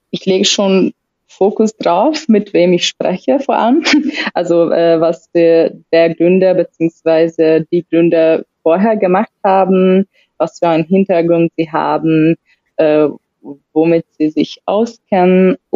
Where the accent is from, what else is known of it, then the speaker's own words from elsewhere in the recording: Hungary; komme ursprünglich aus Ungarn, bin schon 30 plus, plus mit ein bisschen äh, Arbeitserfahrung